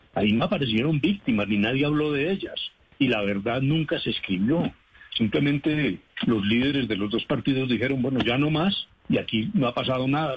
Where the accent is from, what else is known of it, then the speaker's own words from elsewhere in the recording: Colombia; como colombiano